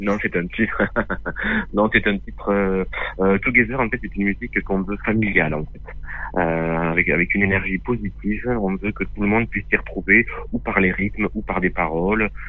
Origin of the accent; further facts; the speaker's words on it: Lot, Occitania, France; On, est originaire du Lot